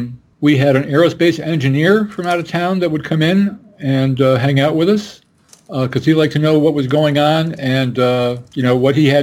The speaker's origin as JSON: {"language": "English", "town": "Rochester", "region": "New York", "country": "United States", "tie": "born or raised there", "also_born_or_lived": "Boston", "moved": "yes", "said": "Well, I grew up in Rochester, New York"}